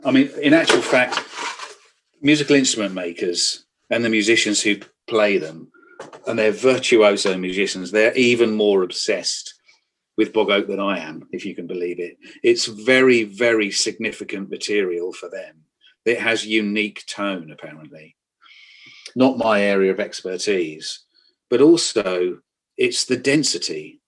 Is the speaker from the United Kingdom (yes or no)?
yes; the Fens, East of England, United Kingdom; I'm a child of the Fens. I was brought up in the Fens.